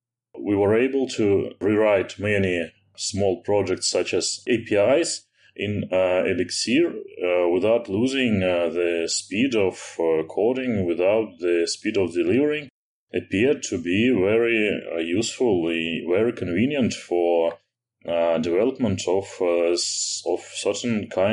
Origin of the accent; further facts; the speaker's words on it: Moscow, Russia; I'm an Elixir programmer. I'm from Russia, from Moscow.